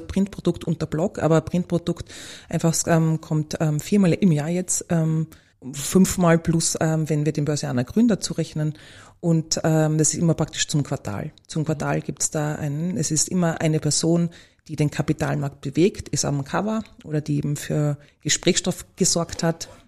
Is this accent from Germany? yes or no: no; Vienna, Austria; Ich bin eine typische Wienerin